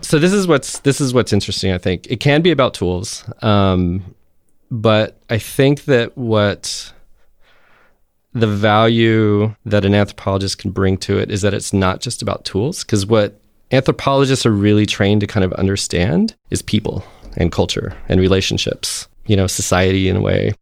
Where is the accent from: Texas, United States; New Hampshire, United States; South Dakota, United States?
Texas, United States; I'm from Texas